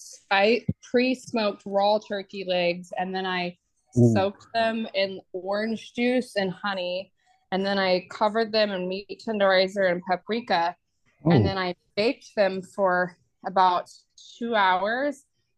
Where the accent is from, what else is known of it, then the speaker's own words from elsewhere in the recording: the South, United States; I'm from the South.